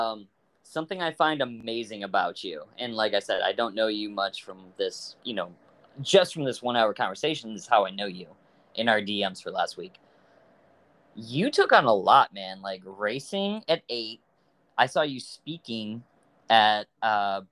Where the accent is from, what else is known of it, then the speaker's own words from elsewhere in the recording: Michigan, United States; I'm from Michigan